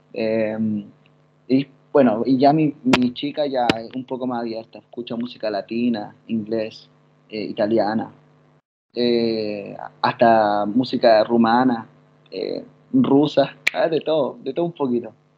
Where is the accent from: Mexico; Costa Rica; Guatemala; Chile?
Chile; accent: Chilean; moved away as an adult; now in Italy; en Chile, en mi país